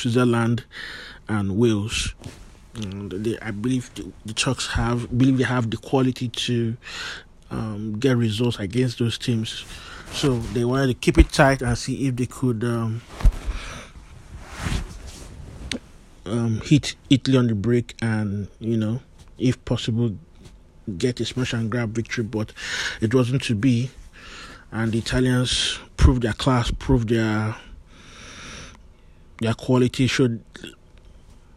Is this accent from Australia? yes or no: no; Nigeria; I'm a Nigerian